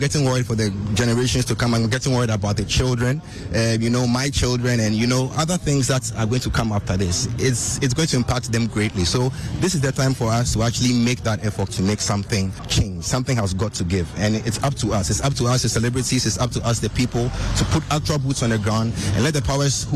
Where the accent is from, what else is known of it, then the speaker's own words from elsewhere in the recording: Ghana; I'm a Ghanaian, and I tend to travel a lot. And whenever I come back to Ghana